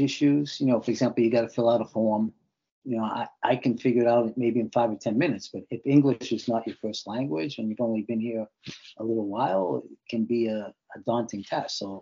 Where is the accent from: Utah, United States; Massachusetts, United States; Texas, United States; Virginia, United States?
Massachusetts, United States; Boston; also born or lived in Albania; growing up in Boston